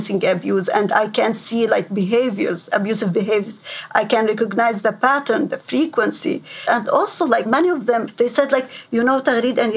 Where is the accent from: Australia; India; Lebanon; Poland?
Lebanon; moved away as an adult; now in London, Ontario, Canada; I came from Lebanon